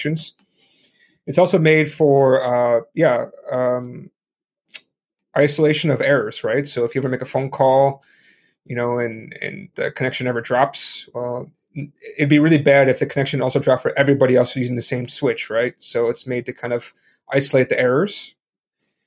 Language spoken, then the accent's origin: English; Chicago, Illinois, United States; moved away as an adult; now in Hong Kong; I'm a American originally from Chicago, living in Hong Kong